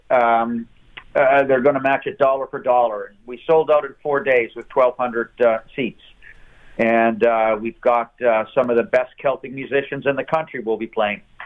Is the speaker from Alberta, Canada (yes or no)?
no; Halifax, Nova Scotia, Canada; moved away as an adult; also born or lived in Glace Bay, Nova Scotia; now in Toronto, Canada; I've been in Toronto for 42 years, but I was born in Glace Bay and raised in Halifax